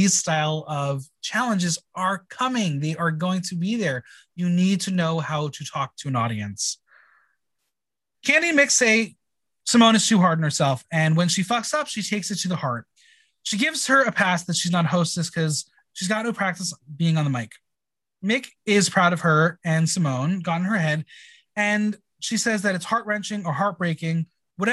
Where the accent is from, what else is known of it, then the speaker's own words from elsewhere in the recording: New York, United States; being a New Yorker